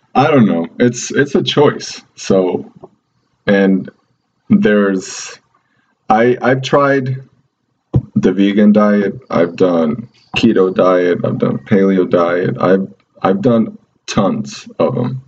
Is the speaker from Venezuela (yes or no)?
yes; Venezuela; now in United States; in Venezuela, in my hometown